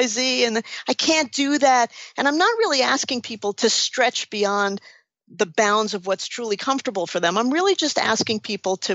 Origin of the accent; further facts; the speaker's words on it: New York City, New York, United States; I'm from New York City